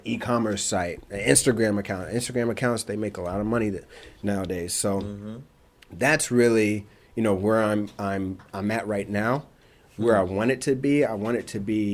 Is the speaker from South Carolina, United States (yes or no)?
no; Indianapolis, Indiana, United States; moved away as an adult; also born or lived in Chicago; I'm from Indianapolis